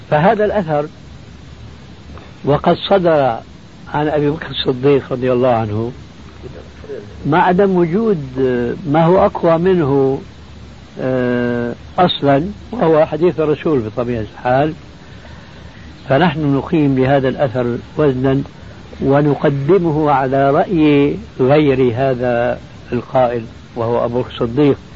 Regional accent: Damascus, Damascus Governorate, Syria; وأنا مالي كما يقول عندنا في الشام حشو الكبة

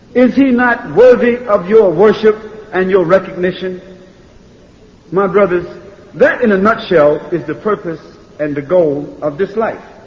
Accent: United States; I'm from America

